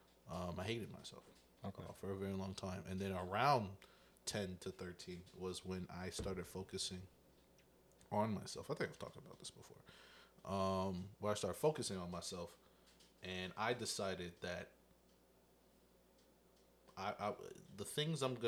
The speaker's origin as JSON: {"language": "English", "region": "the South", "country": "United States", "said": "I am from the South"}